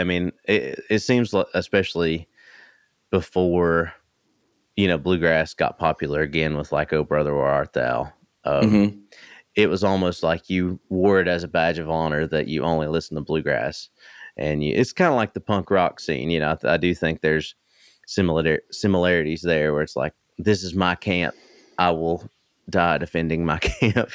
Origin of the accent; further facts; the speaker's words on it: East Tennessee, United States; I grew up in East Tennessee